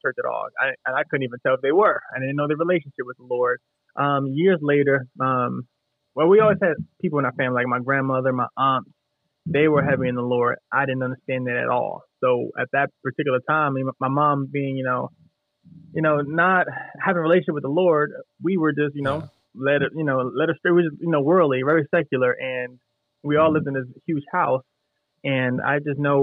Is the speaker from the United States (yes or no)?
yes; New Jersey, United States; now in New York, United States; I grew up in New Jersey